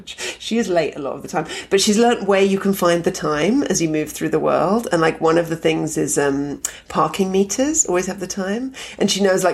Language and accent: English; London, United Kingdom; moved away as an adult; also born or lived in Edinburgh; now in Toronto, Canada; even though I grew up in London, I'm not really a London person.